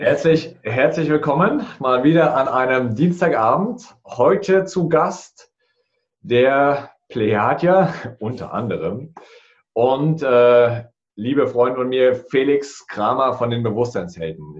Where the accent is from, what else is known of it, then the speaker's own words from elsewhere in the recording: Thuringia, Germany; Ich bin der Thüringer